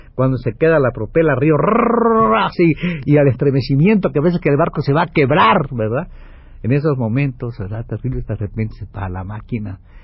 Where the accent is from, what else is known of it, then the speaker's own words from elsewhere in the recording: Ciudad del Carmen, Campeche, Mexico; moved away as an adult; llegamos a Ciudad del Carmen en la, la mañana, pasé un día encantador en el Carmen, viendo a mi familia